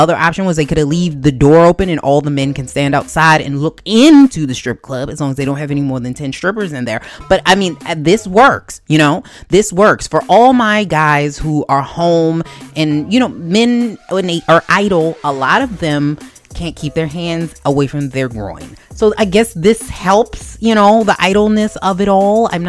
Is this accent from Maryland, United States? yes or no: yes; Baltimore, Maryland, United States; I'm from Baltimore. You know, if you can't tell by my accent